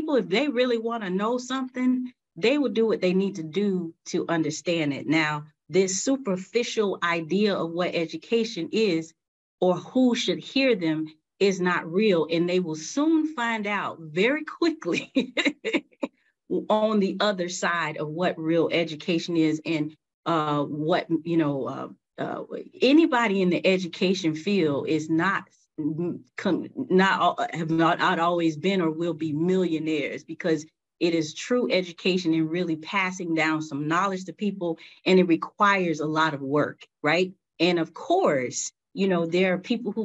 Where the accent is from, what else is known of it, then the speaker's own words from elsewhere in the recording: Riviera Beach, Florida, United States; I grew up in Riviera Beach, right? And you know, growing up in Riviera Beach, Florida was the Raw